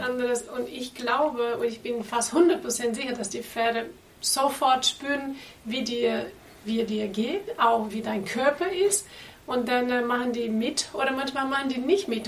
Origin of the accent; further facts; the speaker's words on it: Brazil; German is a second language; also born or lived in Portugal; now in Germany; lebe in Deutschland, bin ich in Brasilien geboren